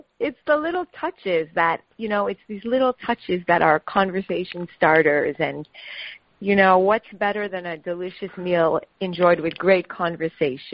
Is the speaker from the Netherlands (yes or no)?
no; Montreal, Quebec, Canada; moved away as an adult; now in New York, United States; I was born in Montreal.